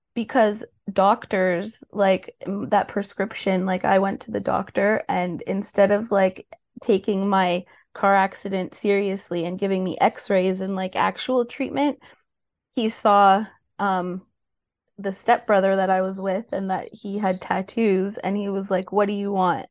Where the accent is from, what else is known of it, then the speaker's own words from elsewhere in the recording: Mississauga, Ontario, Canada; also born or lived in Oakville, Ontario / Brampton, Ontario; now in Port Hope, Canada; I was born in Oakville, Ontario, but grew up in Peel and Mississauga and Brampton my whole life